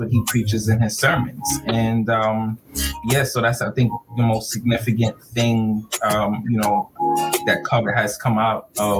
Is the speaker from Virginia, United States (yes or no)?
no; New York City, New York, United States; also born or lived in Brooklyn, New York / Florida; we grew up in Rosedale again. I was born in Crown Heights. Yep. And you know, I grew up in Rosedale, Queens. And it's the corner of New York City.